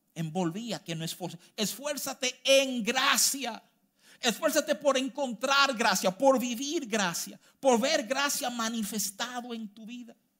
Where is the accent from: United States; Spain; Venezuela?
United States; moved away; yo me crié en los Estados Unidos